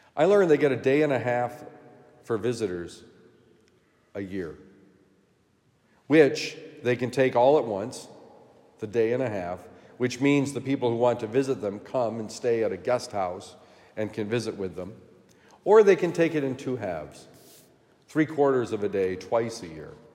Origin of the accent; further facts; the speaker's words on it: Vermont, United States; my home state of Vermont